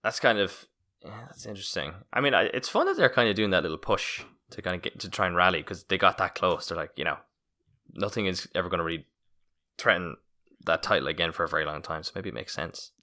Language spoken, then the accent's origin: English; Roscommon, Connacht, Ireland; I'm from Roscommon